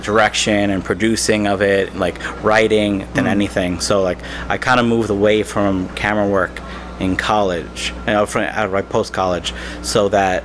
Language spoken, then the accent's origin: English; Westchester County, New York, United States; also born or lived in Manhattan, New York / Long Island, New York; I was born in Manhattan and then grew up in what's called Westchester County, which is right outside New York City